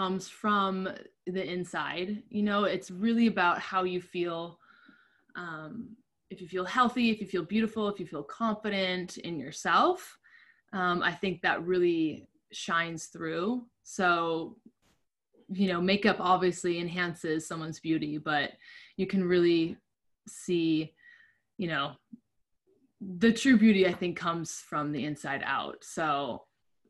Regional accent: Minnesota, United States; moved away as an adult; also born or lived in Chicago; now in Los Angeles, United States; I'm originally from Minnesota. I'm a Minnesota girl

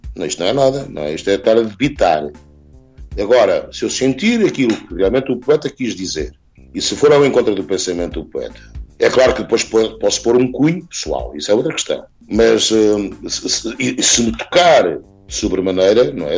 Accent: Chamusca, Santarém District, Portugal; ao nosso ribatejo, à região que nos viu nascer, e outro dedicado à minha terra, à terra que me viu nascer

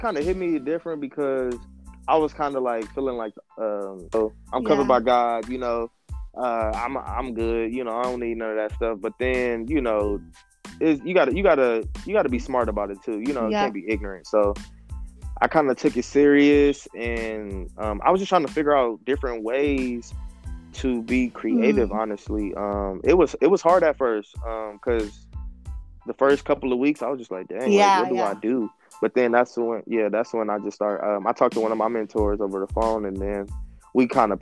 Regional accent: Los Angeles, California, United States; also born or lived in Compton; I lived in Compton for a short time, and then I officially moved to Los Angeles, but I grew up in Los Angeles.

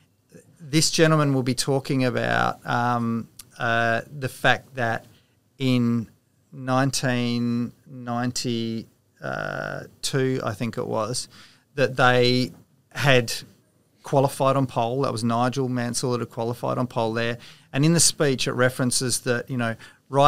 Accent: South Australia, Australia; I'm South Australian born and bred

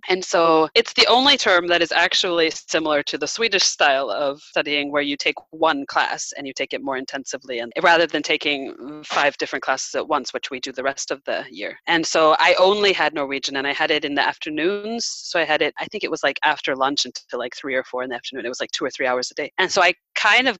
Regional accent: Nebraska, United States; moved away as an adult; also born or lived in Norway; now in Sweden; I come from Nebraska

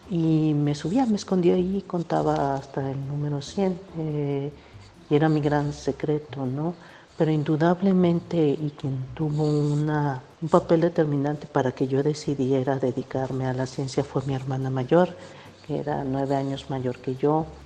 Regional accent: Xalapa, Veracruz, Mexico; also born or lived in Matías Romero, Oaxaca; Yo nací en Matías Romero, Oaxaca. Mi madre era oaxaqueña, mi padre era veracruzano y andaban de aquí para allá.

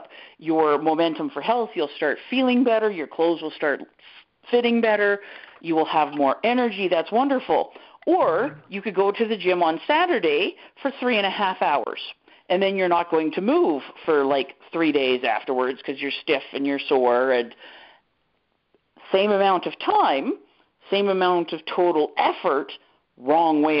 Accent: Canada; I'm Canadian.

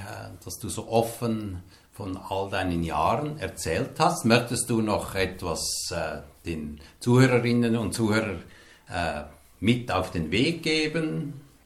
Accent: Hildisrieden, Lucerne, Switzerland; in meinen Geburtsort gekommen, nach Hildisrieden

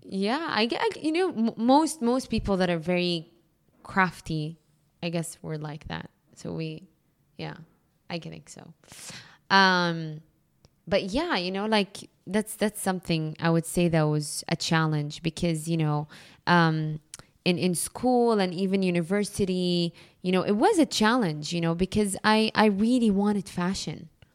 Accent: Jeddah, Makkah Province, Saudi Arabia; now in Dubai, United Arab Emirates; I grew up in Jeddah

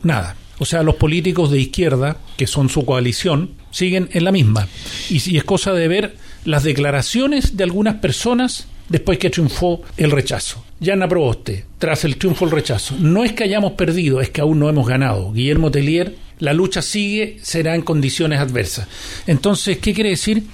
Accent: Chile; somos todos chilenos

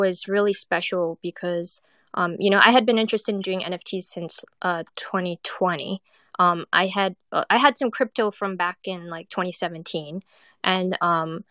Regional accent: West Coast, United States; also born or lived in Thailand; now in New York, United States; I'm originally from the West Coast, but I lived in New York for 20 years

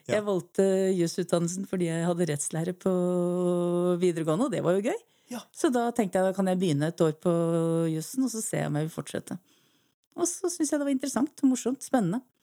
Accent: Eastern Norway, Norway; accent: Eastern Norwegian; moved away; ellers er jeg jo østlending, det er kanskje ikke så vanskelig å høre.

